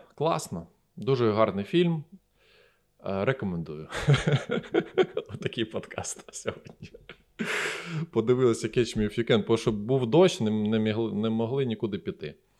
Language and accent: Ukrainian; Eastern Ukraine, Ukraine; Я з Востока